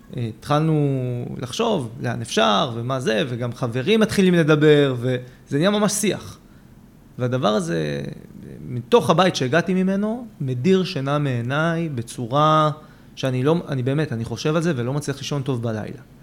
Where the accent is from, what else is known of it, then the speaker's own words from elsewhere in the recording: Israel; אני גדלתי בבית מאוד ציוני. Mm-hmm. בית מאוד שורשי פה בארץ